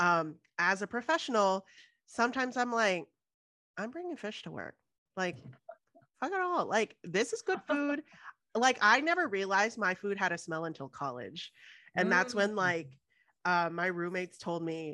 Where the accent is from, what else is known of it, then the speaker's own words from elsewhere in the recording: Houston, Texas, United States; moved away; also born or lived in Boston; I grew up in Houston where like crawfish boils are a thing